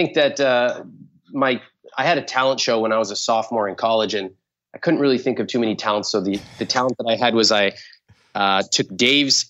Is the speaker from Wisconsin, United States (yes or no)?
no; California, United States; I was born in California